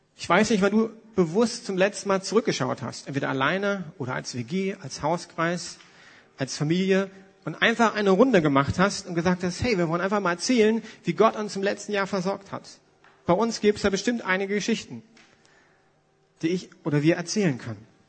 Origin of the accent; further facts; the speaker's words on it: Germany; für uns Deutsche